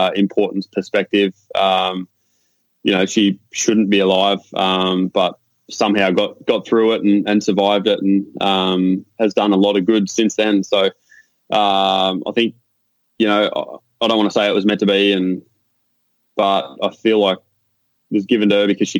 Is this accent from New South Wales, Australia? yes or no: no; Warrnambool, Victoria, Australia; born or raised there; moved away as an adult; now in Virginia Beach, United States